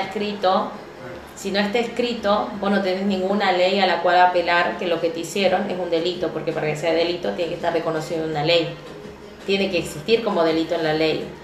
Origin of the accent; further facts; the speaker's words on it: Argentina; nosotros como argentinos